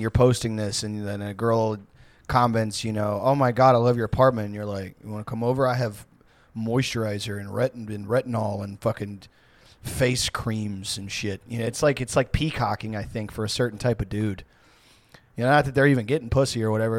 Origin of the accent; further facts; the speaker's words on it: Houston, Texas, United States; where I grew up in Houston